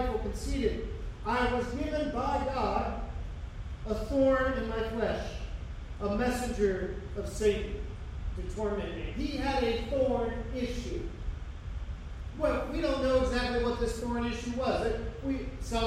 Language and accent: English; United States; we, as American Christians